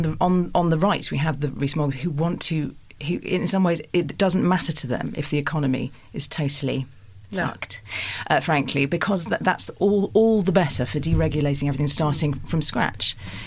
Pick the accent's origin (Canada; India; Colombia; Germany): Germany; now in United Kingdom; I have a German father and I grew up in Germany quite a lot